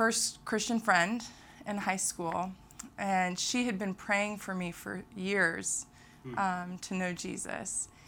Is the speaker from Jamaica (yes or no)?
no; Manila, Metro Manila, Philippines; born there; I was born in Makati Medical Center in Manila, the capital of the Philippines.